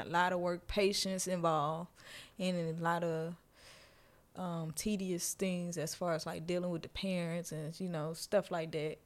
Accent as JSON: {"language": "English", "region": "Louisiana", "country": "United States", "moved": "yes", "said": "I'm from Louisiana"}